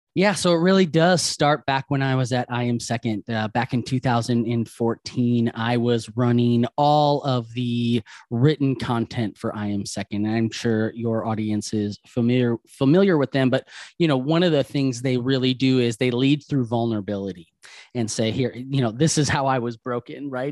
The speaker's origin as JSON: {"language": "English", "region": "Wisconsin", "country": "United States", "moved": "yes", "said": "I'm originally from Wisconsin, right? So Tommy Thompson was my governor for so many years."}